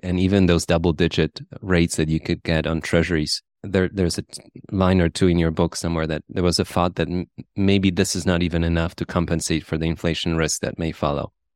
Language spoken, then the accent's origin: English; Poland; moved away; I grew up in Poland, and I remember in the nineties we had bank runs and we had hyperinflation